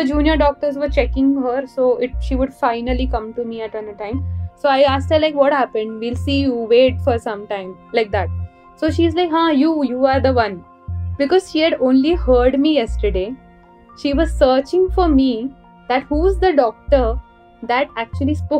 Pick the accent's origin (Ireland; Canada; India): India; Mumbai, Maharashtra; moved away as an adult; also born or lived in Karnataka / Pune / Ahmednagar / Bangalore; I've been born and brought up in Bombay